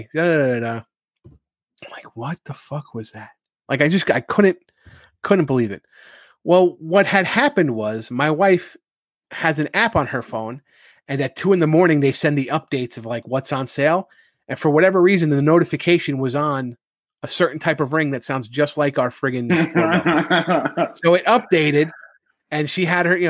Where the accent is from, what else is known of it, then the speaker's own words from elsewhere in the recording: New Rochelle, New York, United States; moved away as an adult; now in Carmel, United States; I'm from New Rochelle and New Rochelle's a rather big city. And so I'm used to close neighbors and a lot of people.